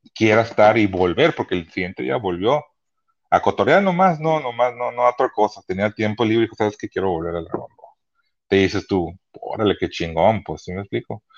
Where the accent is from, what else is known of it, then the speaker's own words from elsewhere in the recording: Los Angeles, California, United States; also born or lived in Sonora (family roots); now in Tijuana, Mexico; soy mexicano, crecí en Los Ángeles, pero estoy orgulloso de ser mis raíces mexicanas